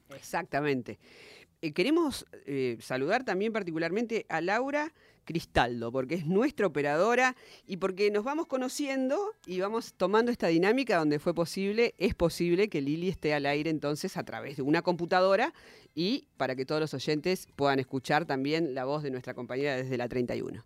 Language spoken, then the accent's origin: Spanish; Santa Fe, Argentina; Yo vengo de Santa Fe